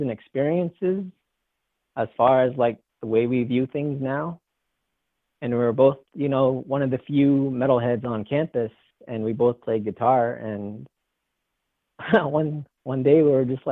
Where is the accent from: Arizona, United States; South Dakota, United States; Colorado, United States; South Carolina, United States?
Arizona, United States; Sanders; moved away as an adult; also born or lived in California; I went to school all the way through high school there and grew up there.